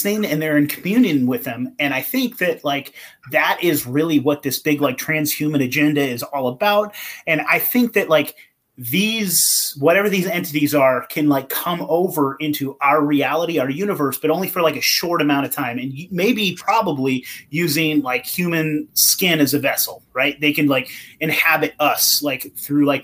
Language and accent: English; Eureka, California, United States; I'm from Humboldt County. If you know where that is, like Eureka, yeah. California on the coast there